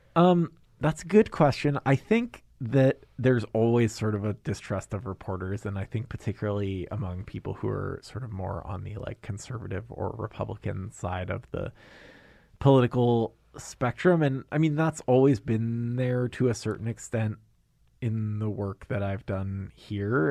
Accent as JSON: {"language": "English", "region": "Maine", "country": "United States", "also_born_or_lived": "New York City", "moved": "as an adult", "lives_now": "Anchorage, United States", "said": "I'm from Maine"}